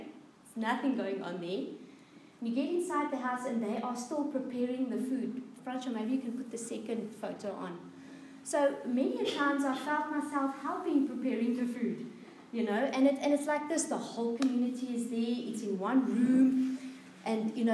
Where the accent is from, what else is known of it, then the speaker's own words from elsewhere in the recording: South Africa; we grew up in South Africa